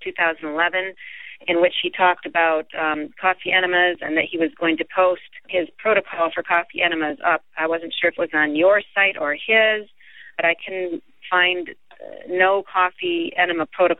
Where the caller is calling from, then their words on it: San Diego, California, United States; I'm calling from San Diego, California.